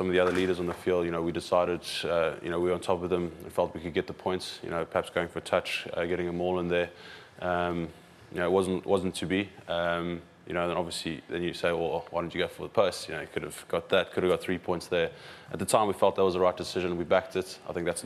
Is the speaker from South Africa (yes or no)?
yes; South Africa; now in England; as a South African